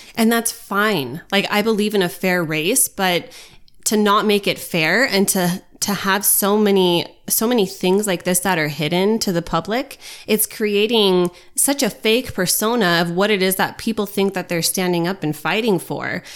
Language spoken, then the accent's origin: English; United States; us as American citizens